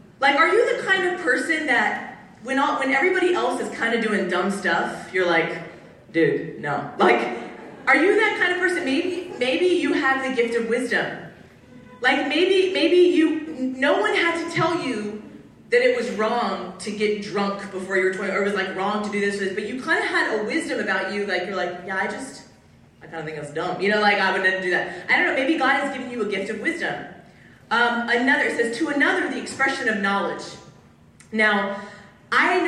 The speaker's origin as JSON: {"language": "English", "area": "Orange County", "region": "California", "country": "United States", "said": "I'm from Orange County, California"}